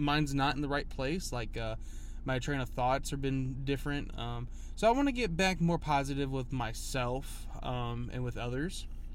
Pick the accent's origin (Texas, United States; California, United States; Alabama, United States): Alabama, United States; Huntsville; I wasn't born here, but I was raised in Huntsville, but lived here all my life.